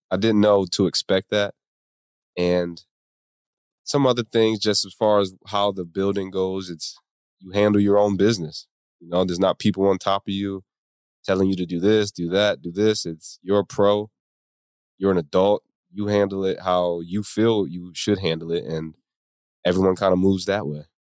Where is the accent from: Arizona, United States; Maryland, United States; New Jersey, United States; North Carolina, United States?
New Jersey, United States; Atlantic County; I grew up in South Jersey, you know, Atlantic City, Atlantic County area by the beach.